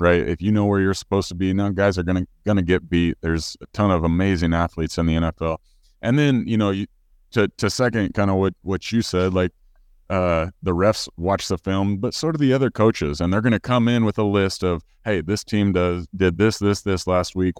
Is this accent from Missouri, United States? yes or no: yes; Missouri, United States; I'm from the Show Me State.